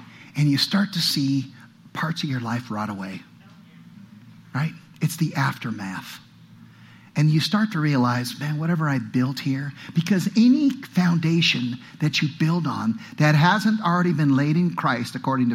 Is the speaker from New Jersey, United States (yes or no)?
no; California, United States; now in Utah, United States; I come from California